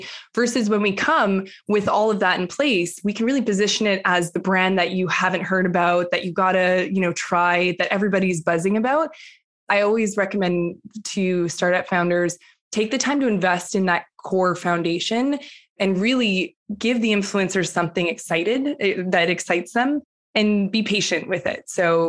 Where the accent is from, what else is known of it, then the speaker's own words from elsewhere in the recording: Western Canada, Canada; moved away as an adult; now in New York, United States; Like you, I grew up, I'm from Western Canada originally, but the last decade I've been in New York.